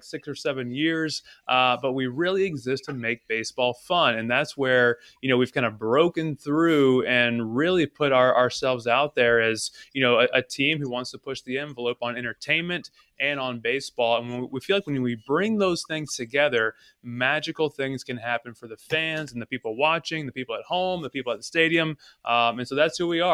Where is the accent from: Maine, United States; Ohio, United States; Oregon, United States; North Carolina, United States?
North Carolina, United States; originally from North Carolina